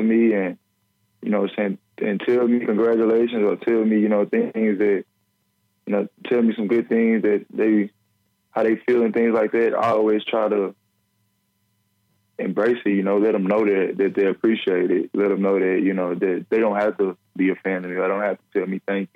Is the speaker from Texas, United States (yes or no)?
yes; Beaumont, Texas, United States; growing up in Bowman